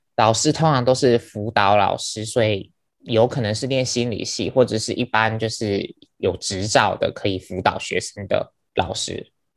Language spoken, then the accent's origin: Chinese; Penghu County, Taiwan; 我是来自于澎湖